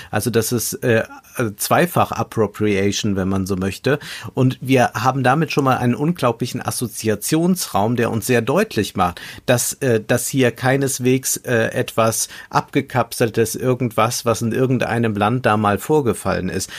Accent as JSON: {"language": "German", "country": "Germany", "said": "für uns nochmal äh, als Deutsche"}